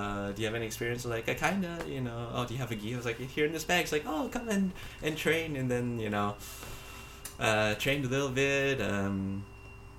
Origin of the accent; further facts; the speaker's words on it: United States; also born or lived in Taiwan / Finland; I am American